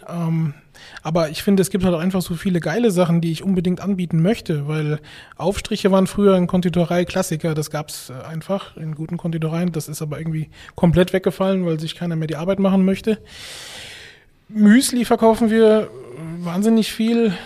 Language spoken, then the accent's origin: German; Rhineland-Palatinate, Germany; meine Eltern, die ja auch 25 Jahre eine Bäckerei geleitet haben in Rheinland-Pfalz, äh, da bin ich aufgewachsen in der Backstube